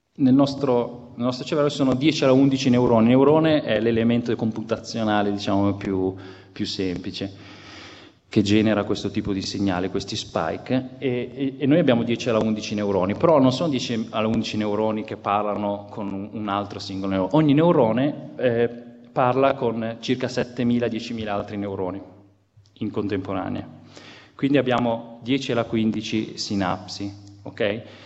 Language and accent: Italian; Genoa, Liguria, Italy; io sono genovese